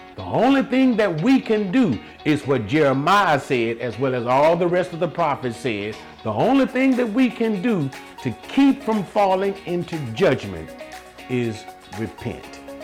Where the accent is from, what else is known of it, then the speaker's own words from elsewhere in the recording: United States; I'm speaking from the United States of America